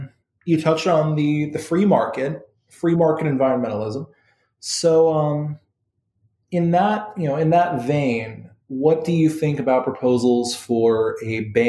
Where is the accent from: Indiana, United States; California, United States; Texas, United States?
California, United States; now in Florida, United States; Hey, I'm from California. I'm California coming to Florida.